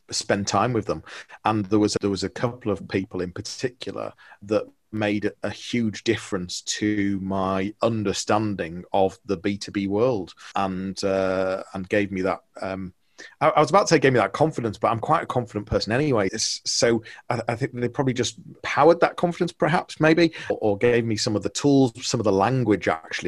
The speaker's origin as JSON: {"language": "English", "town": "Liverpool", "region": "North West England", "country": "United Kingdom", "moved": "as an adult", "lives_now": "Leeds, United Kingdom", "said": "I'm from Liverpool originally. So now in Leeds, I moved here when I was 18"}